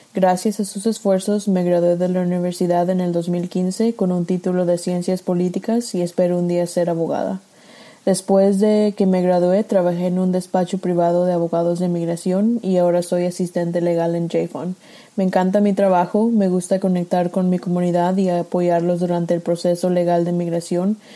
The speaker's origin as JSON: {"language": "Spanish", "town": "Nashville", "region": "Tennessee", "country": "United States", "tie": "born or raised there", "also_born_or_lived": "Zacatecas, Mexico", "said": "Nací en Zacatecas, México, pero he vivido en Nashville, Tennessee la mayor parte de mi vida. Como muchos de nuestros clientes, mis padres me trajeron a los Estados Unidos cuando era una niña"}